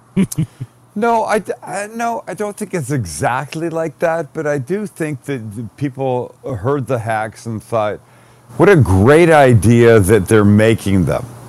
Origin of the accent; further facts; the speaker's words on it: Canada; I'm Canadian